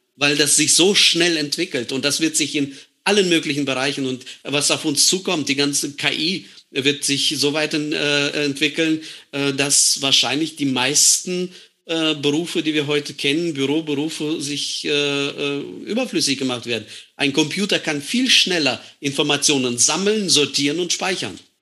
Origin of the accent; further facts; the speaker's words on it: Estonia; moved away as an adult; now in Germany; Wir als Deutschstämmige